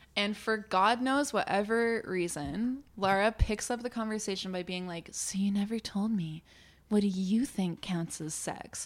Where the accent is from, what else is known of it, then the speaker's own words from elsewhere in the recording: New Brunswick, Canada; I grew up in New Brunswick